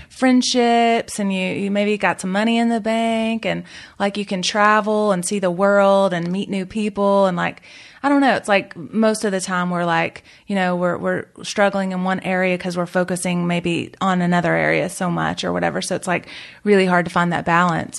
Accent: the South, United States; I'm from the South

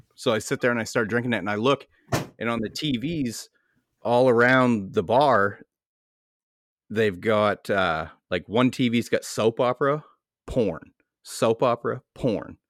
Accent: United States; I'm an American.

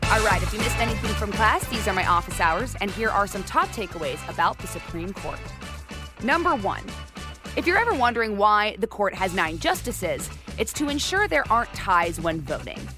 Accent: Arizona, United States; I'm from Arizona

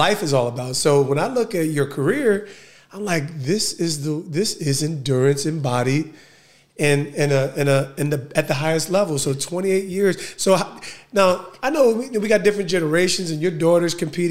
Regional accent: Essex County, New Jersey, United States; as a kid growing up in Essex County

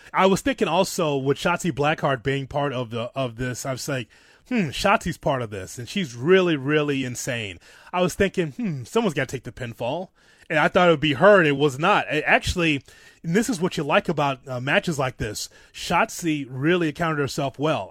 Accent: Chicago, Illinois, United States; my hometown, Chicago.

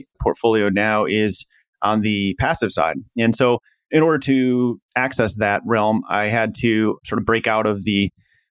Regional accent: Midwest, United States; I grew up in the Midwest, pretty humble family

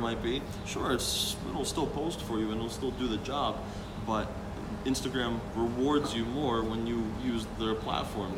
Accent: Slovakia; now in New Jersey, United States; I was just in Slovakia, my hometown

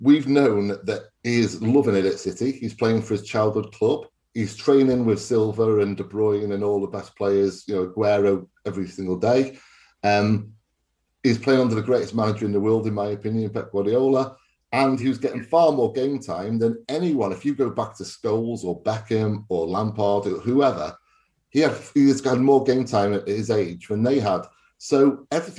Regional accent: Wales, United Kingdom; I'm Welsh

